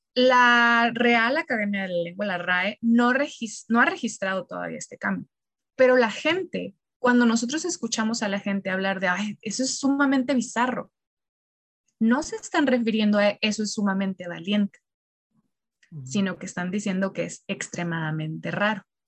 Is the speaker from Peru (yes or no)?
no; Mexico; siendo nosotros mexicanos, nosotros no hablamos un dialecto español